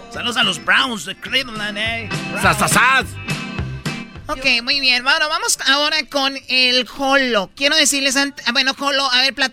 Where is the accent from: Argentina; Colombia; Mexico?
Mexico; Jiquilpan, Michoacán; moved away; ahí trabaja mucho de mi pueblo, de Jiquilpa, Michoacán, ahí en LAX.